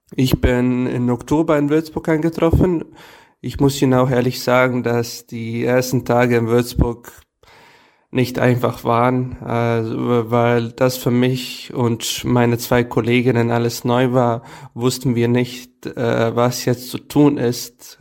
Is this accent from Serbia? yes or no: yes; Serbia; German is a second language; bei uns in Novi Sad und allgemein in Serbien